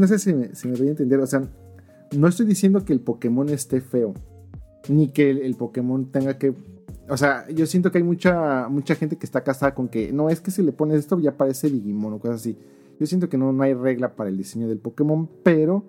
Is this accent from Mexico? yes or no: yes; Mexico; moved away